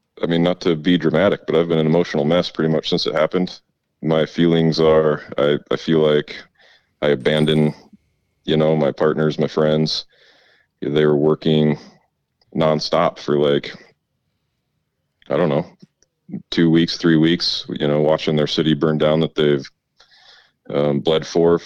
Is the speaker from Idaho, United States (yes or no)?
yes; Coeur d'Alene, Idaho, United States; moved away as an adult; also born or lived in Minneapolis, Minnesota; now in Coeur d'Alene, United States; I'm from Coeur d'Alene.